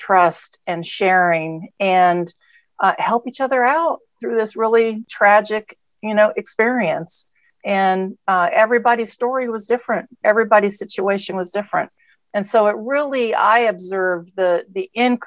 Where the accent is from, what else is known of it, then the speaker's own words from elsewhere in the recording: Texas, United States; also born or lived in California; I'm from Texas and California. That's my background, but I'm a proud Texan